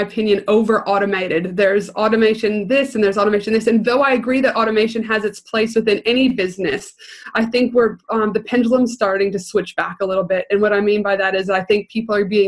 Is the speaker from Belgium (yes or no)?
no; Canada; now in Australia; Originally from Canada, so I always say, yes, the proud Canadian